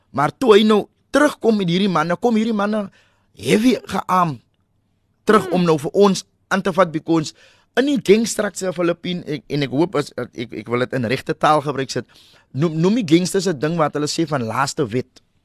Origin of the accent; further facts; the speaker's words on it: Cape Town, Western Cape, South Africa; also born or lived in Hillview; ek het 19 jaar groot geword in Parkwood. Ons verhuis